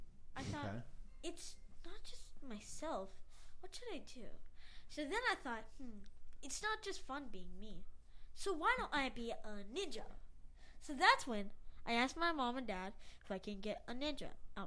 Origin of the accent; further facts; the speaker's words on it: Fayetteville, North Carolina, United States; I was born in North Carolina, Fayetteville. It was a pretty nice place.